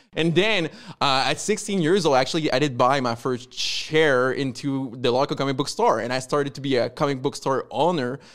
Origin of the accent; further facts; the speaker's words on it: Quebec, Canada; accent: French Canadian; I'm from Quebec. That, that's the accent, like French Canadian